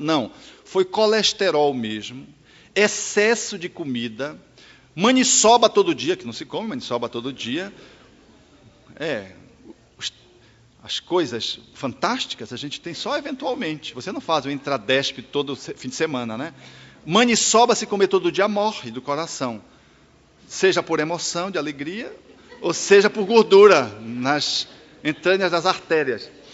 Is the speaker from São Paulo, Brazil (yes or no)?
no; Belém, Pará, Brazil; eu nasci em Belém do Pará